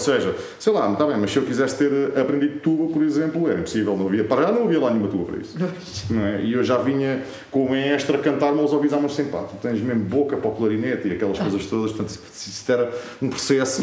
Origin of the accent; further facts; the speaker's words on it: Azambuja, Lisbon, Portugal; na minha terra, portanto, eu sou de Zambuja